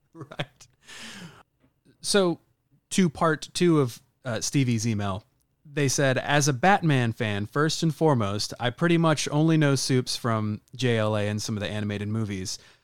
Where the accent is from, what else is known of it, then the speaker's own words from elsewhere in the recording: the South, United States; moved away; I was born and raised in the South